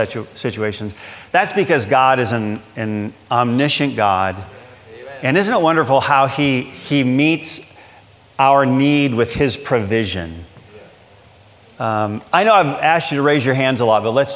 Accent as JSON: {"language": "English", "region": "Michigan", "country": "United States", "tie": "born or raised there", "moved": "as an adult", "lives_now": "Pensacola, United States", "said": "I grew up in Michigan"}